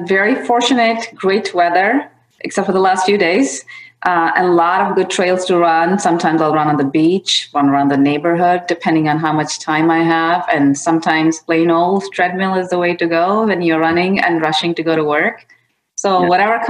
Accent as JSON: {"language": "English", "country": "India", "tie": "born or raised there", "said": "Yeah, I grew up in India, and in all parts of India. My dad was in the army, so I got to experience all different regions."}